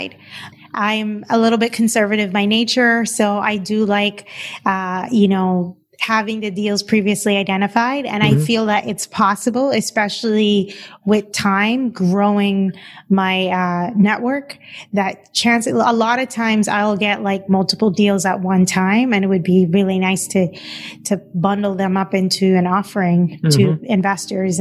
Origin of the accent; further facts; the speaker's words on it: Cayman Islands; moved away as an adult; also born or lived in Boston; now in Los Angeles, United States; I'm originally from the Cayman Islands.